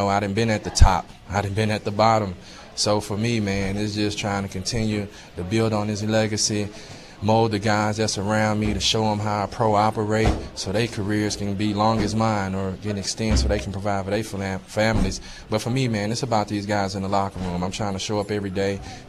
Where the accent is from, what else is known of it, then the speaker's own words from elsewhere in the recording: the South, United States; I'm from the South